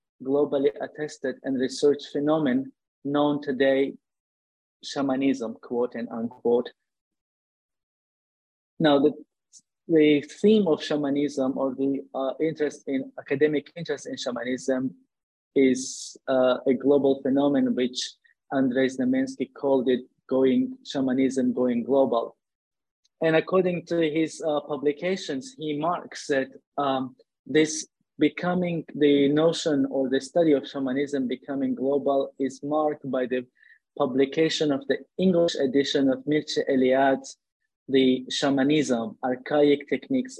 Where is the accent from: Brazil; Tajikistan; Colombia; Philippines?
Tajikistan; moved away as an adult; also born or lived in India / Russia / Ukraine / London, United Kingdom; now in United States; I began my academic training as an Oriental Studies student in my home country in the Republic of Tajikistan